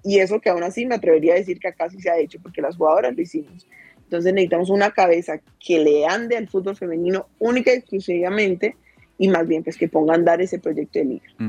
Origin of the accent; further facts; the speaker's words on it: Cali, Valle del Cauca, Colombia; desde por aquí, desde mi tierrita, desde Cali.